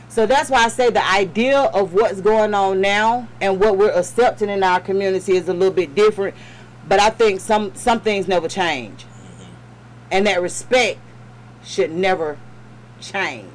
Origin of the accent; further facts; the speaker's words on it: Atlanta, Georgia, United States; I'm born and raised in Atlanta